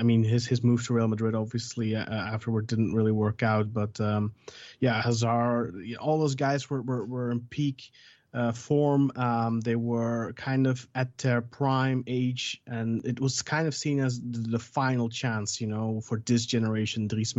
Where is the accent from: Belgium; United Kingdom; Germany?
Belgium; Well, I'm born and raised in Belgium. My mom's Belgian